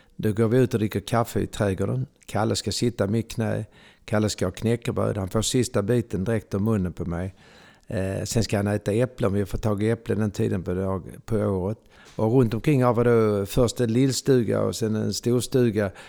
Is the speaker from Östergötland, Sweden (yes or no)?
no; Malmö, Skåne, Sweden; moved away as an adult; also born or lived in Ystad / Kivik; now in Stockholm, Sweden; jag är född och uppvuxen i Malmö